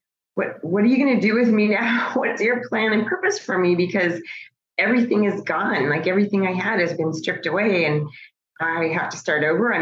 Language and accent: English; Bismarck, North Dakota, United States; moved away as an adult; also born or lived in Virginia; now in Phoenix, United States; originally I grew up in Bismarck, North Dakota, and I lived in Virginia in the DC area for most of my adult life.